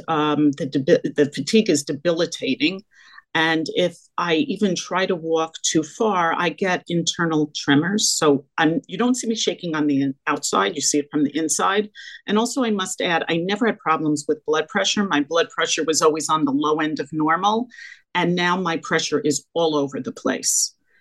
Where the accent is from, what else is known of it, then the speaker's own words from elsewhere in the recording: Liberty, New York, United States; moved away as an adult; also born or lived in Syracuse, New York / Long Island, New York; now in New York City, United States; I grew up in a small town called Liberty, New York, in the Catskill Mountains of New York